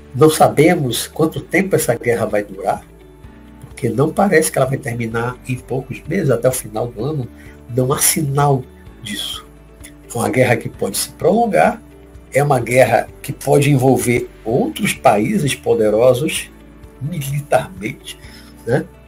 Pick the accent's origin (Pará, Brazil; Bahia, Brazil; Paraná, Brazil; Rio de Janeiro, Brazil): Bahia, Brazil; Salvador; daqui da Bahia, minha terra, minha cidade, daqui de Salvador